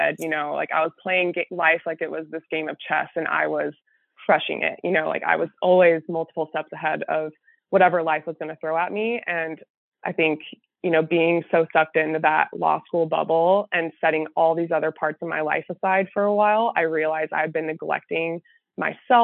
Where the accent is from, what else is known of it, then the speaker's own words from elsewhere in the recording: Texas, United States; moved away as an adult; now in St. Louis, United States; I'm from Texas, but I somehow ended up here